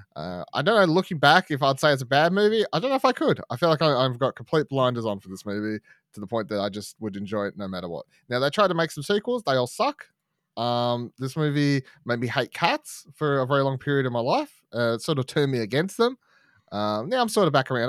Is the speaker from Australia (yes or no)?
yes; Australia; growing up in Australia